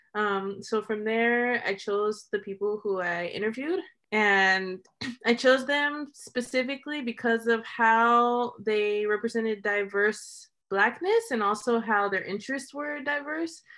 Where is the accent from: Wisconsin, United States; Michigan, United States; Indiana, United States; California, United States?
California, United States; soy de California.